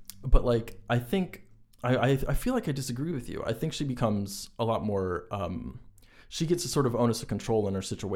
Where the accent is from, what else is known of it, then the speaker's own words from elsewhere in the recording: United States; also born or lived in Virginia / Ohio; at 10 years old, I also moved from Virginia to Ohio. I'm American